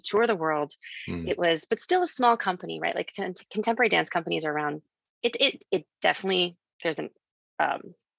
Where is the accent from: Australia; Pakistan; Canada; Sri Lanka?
Canada; moved away as an adult; also born or lived in New York City, United States / Philadelphia, United States; growing up in Canada